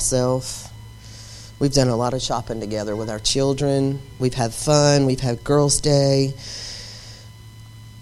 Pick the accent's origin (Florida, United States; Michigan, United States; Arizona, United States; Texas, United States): Florida, United States; Cedar Key; I'm from Cedar Key.